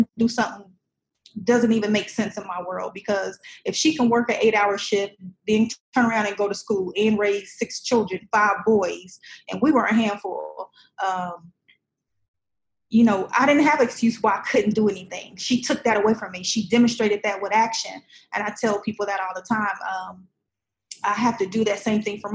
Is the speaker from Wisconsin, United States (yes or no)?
no; Indianapolis, Indiana, United States; moved away; also born or lived in Chicago, Illinois / Muncie, Indiana / Kentucky / Florida; I'm originally from Chicago, But I spent most of my time in Indianapolis